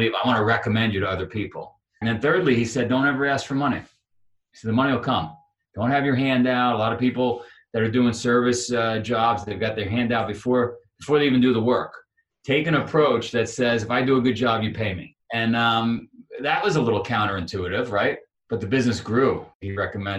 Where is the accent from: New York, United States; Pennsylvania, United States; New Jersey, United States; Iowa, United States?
New York, United States; New York City; I grew up in Queens, New York